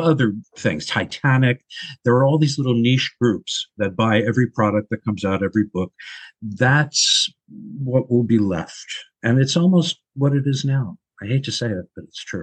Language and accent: English; Long Island, New York, United States; moved away; also born or lived in Brooklyn, New York / Los Angeles; raised on Long Island.